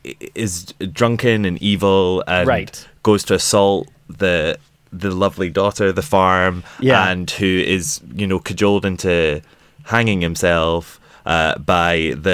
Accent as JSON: {"language": "English", "country": "United Kingdom", "said": "I'm a Brit"}